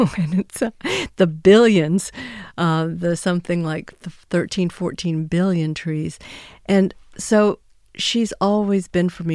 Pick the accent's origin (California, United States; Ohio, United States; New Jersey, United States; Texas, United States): Texas, United States; My home state of Texas